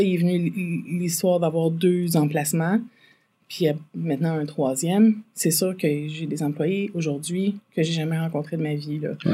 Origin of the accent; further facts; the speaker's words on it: Farnham, Quebec, Canada; viens de Farnham. Euh, en fait, euh, entre Farnham, entre puis Saint-Césaire, sur le, la rivière euh, Yamaska, en fait, j'étais euh, j'ai grandi sous le bord de la rivière Yamaska.